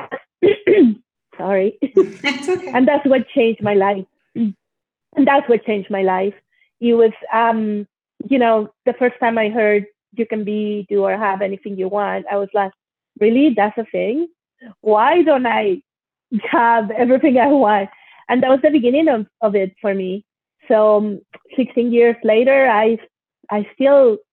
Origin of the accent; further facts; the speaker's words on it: Monterrey, Nuevo León, Mexico; also born or lived in Mexico City; I was born in Mexico City and I was raised in Monterrey, Mexico